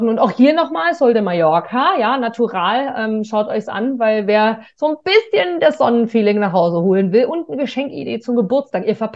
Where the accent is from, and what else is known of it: Germany